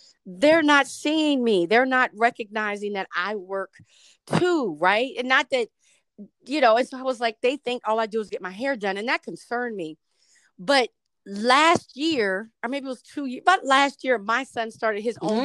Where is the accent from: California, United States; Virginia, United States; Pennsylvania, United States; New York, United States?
Virginia, United States; Hampton; when I grew up on Hampton's campus